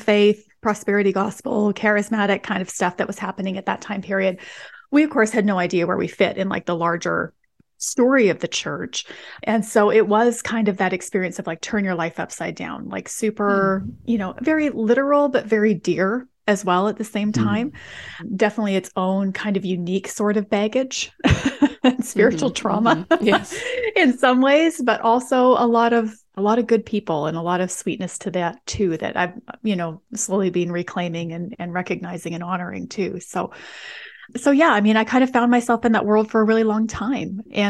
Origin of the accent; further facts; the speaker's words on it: Western Canada, Canada; so I'm from Western Canada. And so I grew up in kind of more of a post-Christian environment in a lot of ways.